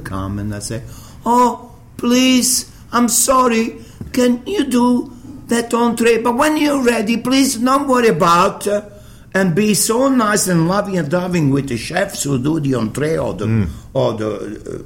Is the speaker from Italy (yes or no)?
yes; Naples, Campania, Italy; English is a second language; now in Sydney, Australia; When I grew up in Naples